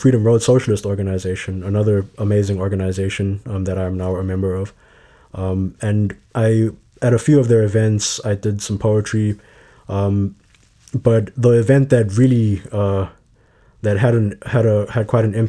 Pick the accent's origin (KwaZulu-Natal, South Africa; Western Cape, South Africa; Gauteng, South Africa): Gauteng, South Africa; Johannesburg; moved away as an adult; now in Chicago, United States; So I grew up in Johannesburg, South Africa. I moved here for university and here being Chicago for university in 2015.